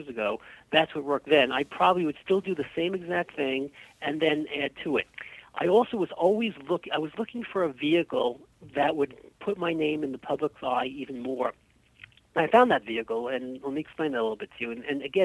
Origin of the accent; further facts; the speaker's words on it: New York City, New York, United States; I come from Key Garden Hills, and I went to school in Rego Park for my elementary school, so I know the area well.